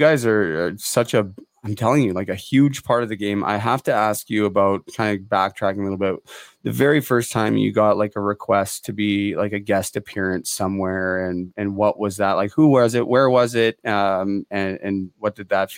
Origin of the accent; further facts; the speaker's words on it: Port Coquitlam, British Columbia, Canada; I'm born and raised in Port Coquitlam outside of Vancouver